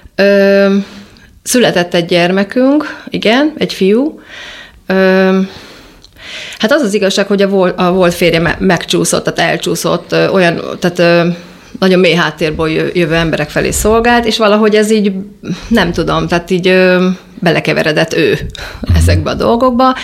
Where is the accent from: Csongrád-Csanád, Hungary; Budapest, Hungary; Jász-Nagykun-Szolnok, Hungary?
Budapest, Hungary; gyerekeskedni a nyolcadik, nyolcadik kerületbe